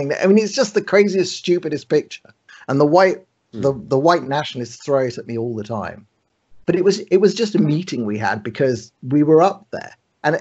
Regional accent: London, United Kingdom; moved away as an adult; now in Tel Aviv, Israel; I grew up in London

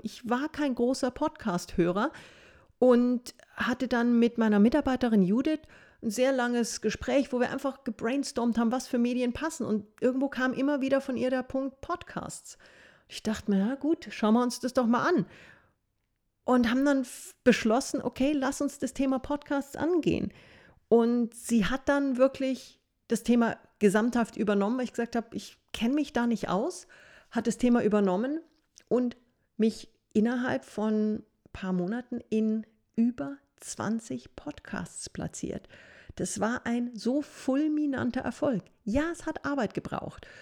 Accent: Fürstenfeldbruck, Bavaria, Germany; also born or lived in Munich / Passau; ich komme grundsätzlich aus München, Münchner Zeitschriften, habe aber meine Jugend im Fürstenfeldbrucker-Raum verbracht

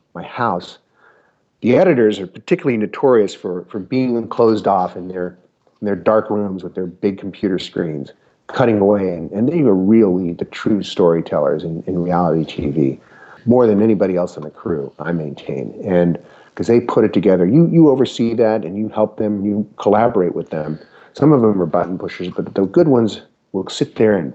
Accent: Utah, United States; moved away; As a kid growing up in Utah

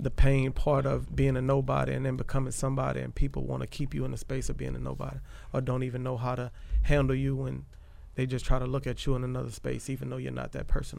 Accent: Bay St. Louis, Mississippi, United States; I'm from Bay St. Louis, raised there

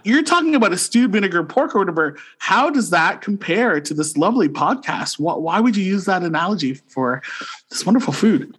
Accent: St. Catharines, Ontario, Canada; moved away as an adult; now in Ottawa, Canada; born and raised in Saint Catharines, Ontario, and now living in the nation's capital of Ottawa.

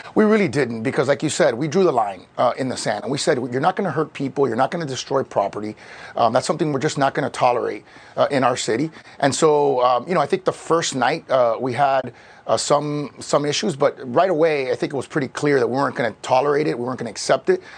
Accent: Miami, Florida, United States; I grew up in Miami. I was born and raised there.

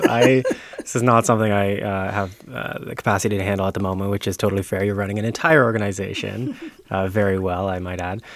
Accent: Ontario, Canada; moved away as an adult; now in Prince Edward Island, Canada; I'm from Ontario originally

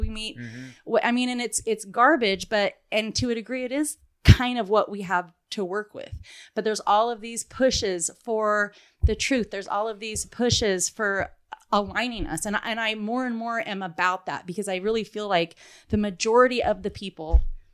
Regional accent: San Francisco Bay Area, California, United States; But I grew up in the San Francisco Bay Area.

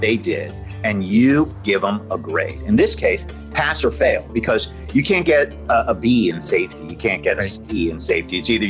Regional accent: Miami, Florida, United States; moved away as an adult; now in Los Angeles, United States; I'm from Miami originally. Okay. And I started my practice in 1995 in Miami. Then moved out here and opened the office in 2000.

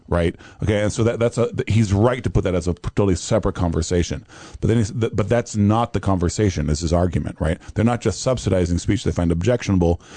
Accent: Brazil; now in United States; my Brazilianness

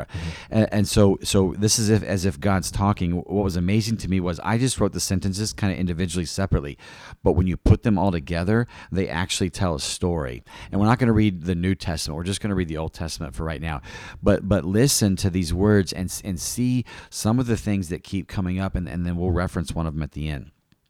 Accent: East Peoria, Illinois, United States; She was from the Chicago area, Kankakee, and I was from Peoria, East Peoria area.

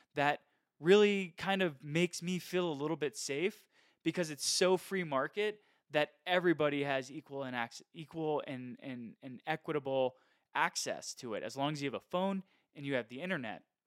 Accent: United States; I, as an American

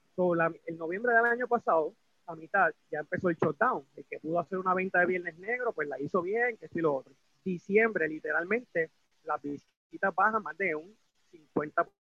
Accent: Puerto Rico; yo pues como propietario puertorriqueño

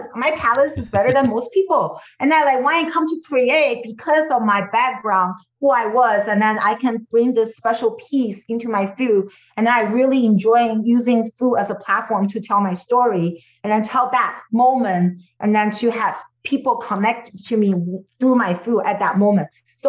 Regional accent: California, United States; because I came from the Silicon Valley

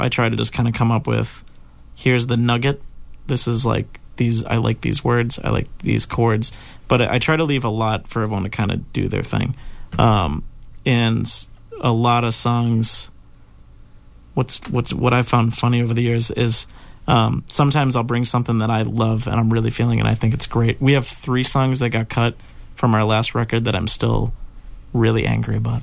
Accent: Weymouth, Massachusetts, United States; my hometown

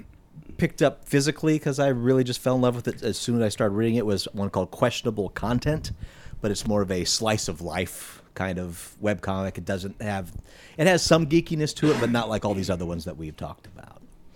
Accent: Indiana, United States; I grew up in Indiana

